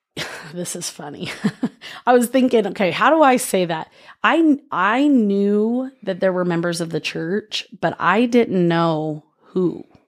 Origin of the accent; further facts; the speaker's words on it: Oceanside, California, United States; moved away; I grew up in Oceanside, California